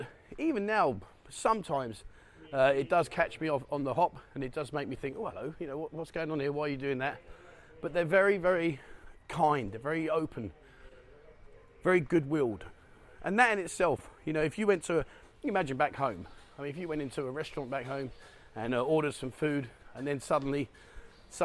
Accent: London, United Kingdom; moved away as an adult; now in Pattaya, Thailand; I find myself being more Thai than I was being a Londoner

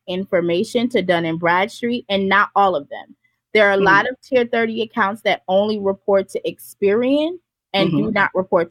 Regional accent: Jamaica; also born or lived in Florida; Like when I lived in Florida, I lived everywhere. I'm Montana, Florida. I'm from Jamaica.

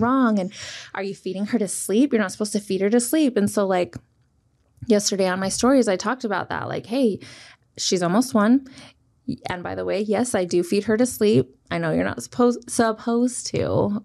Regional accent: Kearns, Utah, United States; I grew up in Kearns, which is, like, the west side.

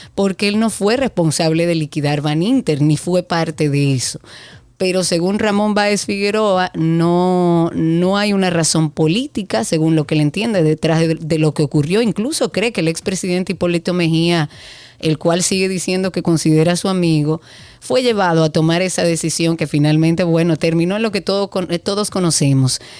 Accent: Dominican Republic; nosotros como dominicanos

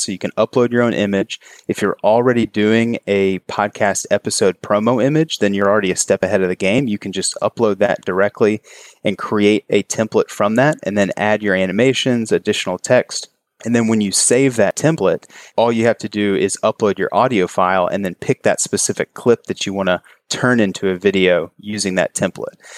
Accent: Kentucky, United States; moved away as an adult; now in Charleston, United States; I grew up in Kentucky and moved here after college

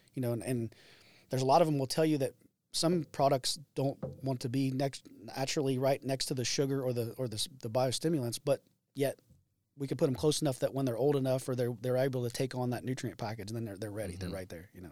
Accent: Greensburg, Indiana, United States; I'm from Greensburg, Indiana

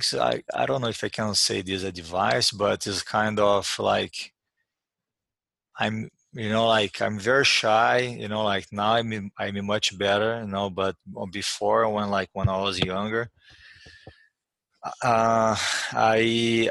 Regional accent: Uberlândia, Minas Gerais, Brazil; English is a second language; moved away as an adult; also born or lived in New York; I was training on my hometown Uberlândia

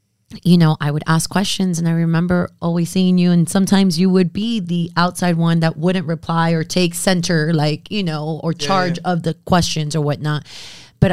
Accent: Miami, Florida, United States; first language Spanglish; also born or lived in Nicaragua; I was born and raised in Miami.

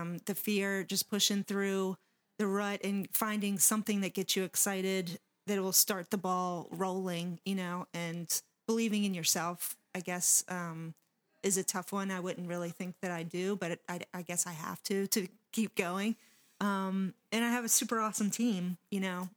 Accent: Waldorf, Maryland, United States; when I was growing up in Waldorf, there wasn't a place to show your art

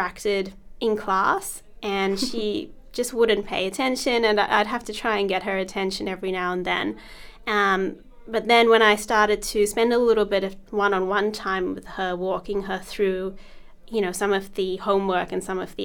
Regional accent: South Africa; also born or lived in India (ancestry); now in Australia; I was born in South Africa, and mm-hmm. I lived there for many years

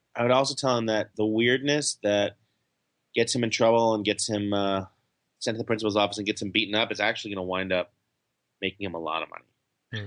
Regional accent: New York, United States; I'm a Jew from New York

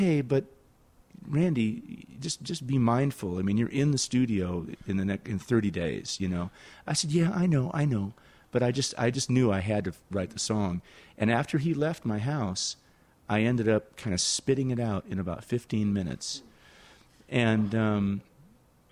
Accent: San Jose, California, United States; I was playing in my hometown

